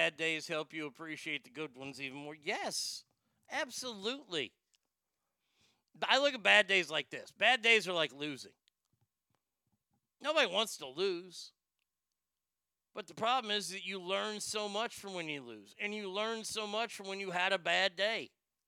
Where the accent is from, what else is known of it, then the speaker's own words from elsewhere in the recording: Dallas, Texas, United States; also born or lived in Garland, Texas; I was born in Garland, lived in Garland growing up until second grade. And in second grade, next 4 or 5 years, 6 years, was in Dallas and then came back to Garland